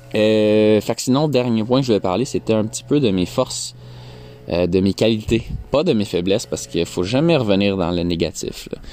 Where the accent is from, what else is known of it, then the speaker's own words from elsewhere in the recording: Quebec, Canada; on est québécois